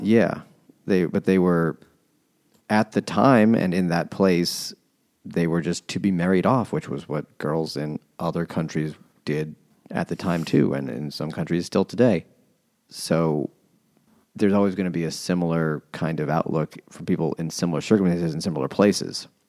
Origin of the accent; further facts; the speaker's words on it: New York City, New York, United States; growing up in Queens, where it was way more relevant